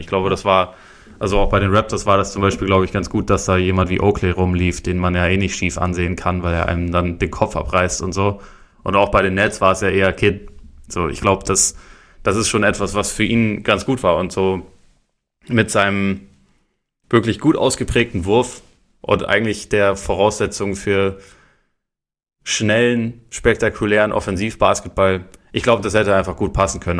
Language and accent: German; the South, Southern Germany, Germany; bei uns im Süden